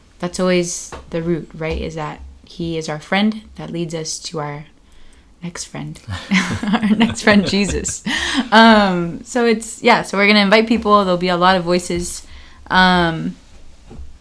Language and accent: English; Miami, Florida, United States; moved away as an adult; now in New Rochelle, United States; I went to a Salesian high school in Miami, Florida, where I'm from